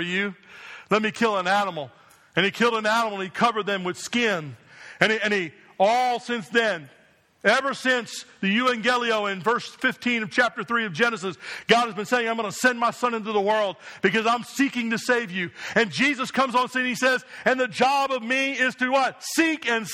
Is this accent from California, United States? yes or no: no; New Jersey, United States; I was a young boy growing up in New Jersey